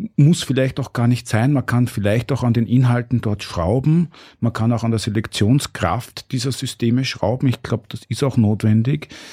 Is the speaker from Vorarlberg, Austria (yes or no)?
no; Burgenland, Austria; ich bin aus dem Burgenland und hab dort auch re relativ, bin eingebettet in eine sehr normale Umgebung.